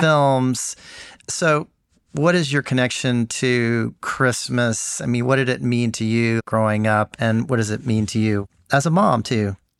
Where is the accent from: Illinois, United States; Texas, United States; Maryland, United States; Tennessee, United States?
Tennessee, United States; Memphis; my hometown of Memphis.